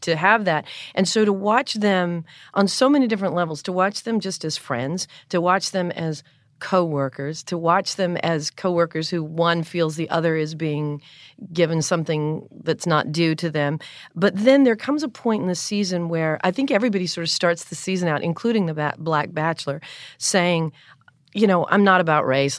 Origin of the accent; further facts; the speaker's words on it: North Carolina, United States; I'm from the South. I'm from North Carolina.